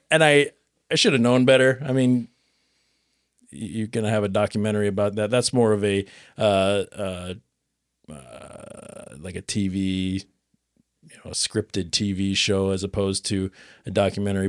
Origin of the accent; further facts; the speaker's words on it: Nebraska, United States; I'm from Nebraska